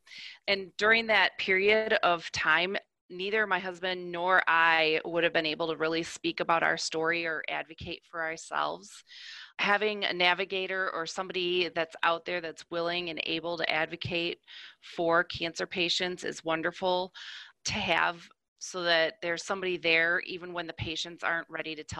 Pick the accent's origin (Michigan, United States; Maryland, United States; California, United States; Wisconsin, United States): Michigan, United States; I'm from the Midwest area and I originally came from Michigan